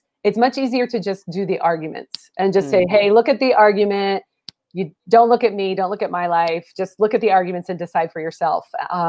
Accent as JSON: {"language": "English", "region": "Pacific Northwest", "country": "United States", "said": "I'm from the Northwest, but I got saved in a Southern evangelical church"}